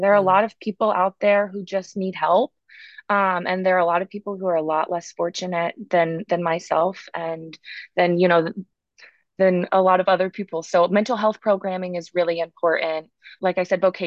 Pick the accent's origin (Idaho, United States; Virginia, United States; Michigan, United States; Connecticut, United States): Virginia, United States; Blacksburg; moved away as an adult; also born or lived in Manhattan, New York City; now in New York City, United States; I'm actually from Blacksburg, Virginia